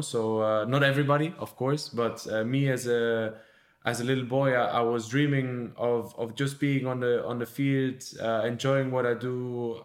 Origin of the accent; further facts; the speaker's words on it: Germany; now in Barcelona, Spain; my home country, so to, to Germany.